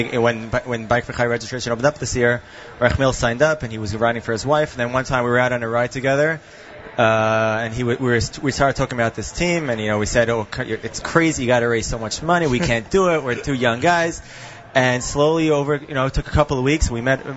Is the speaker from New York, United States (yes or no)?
yes; Brooklyn, New York, United States; now in Far Rockaway, United States; Originally from Brooklyn, now living in Far Rockaway.